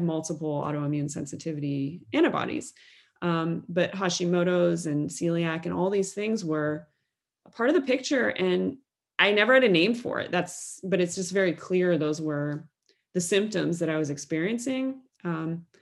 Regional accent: Cincinnati, Ohio, United States; growing up in Cincinnati, Ohio, the Midwest of the United States in the 1990s.

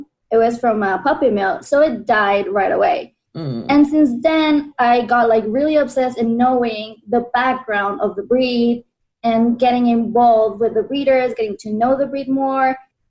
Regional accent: Mexico; I'm from Mexico

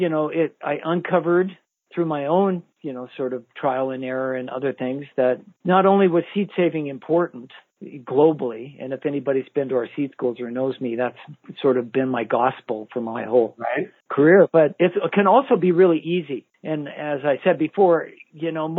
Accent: United States; as American gardeners

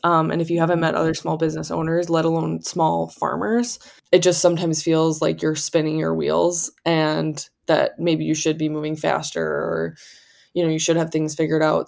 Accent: Wisconsin, United States; moved away; also born or lived in California; We're from Wisconsin.

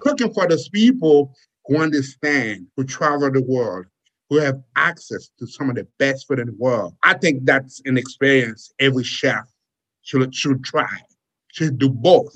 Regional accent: Haiti; now in United States; As a kid growing up in Haiti, uh, I came to the United States on a boat

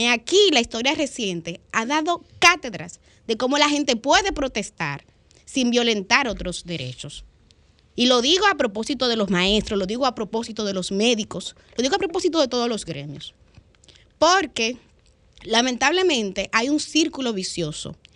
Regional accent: Dominican Republic

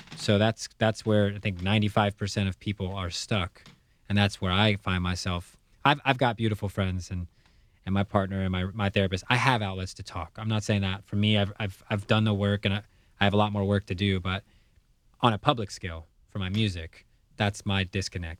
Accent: United States; as a kid growing up in the United States

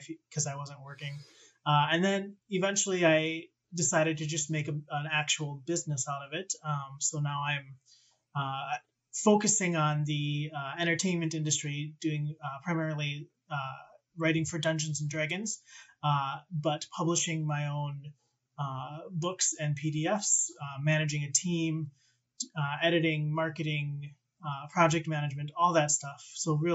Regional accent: Minnesota, United States; also born or lived in Wisconsin; I've been in Minnesota since fifth grade

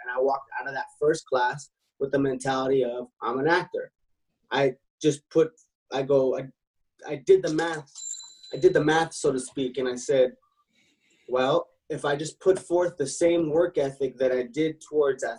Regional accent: Los Angeles, California, United States; born in Los Angeles

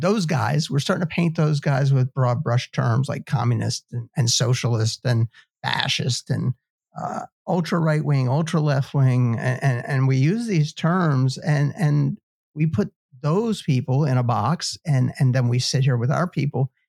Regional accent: United States; as an American

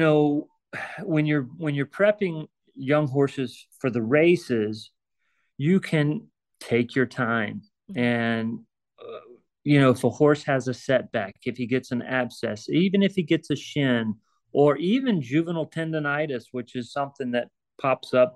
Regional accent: Virginia, United States; moved away as an adult; now in Ocala, United States; I'm originally from Virginia and love Virginia and would love to work my way back to Virginia. But being in Ocala for the last 13, 14 years

